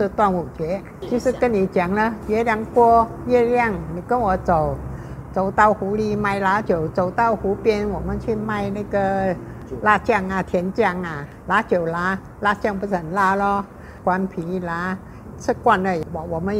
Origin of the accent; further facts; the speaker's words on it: Hubei, China; 对，我们湖北人，他不分说你男男家女家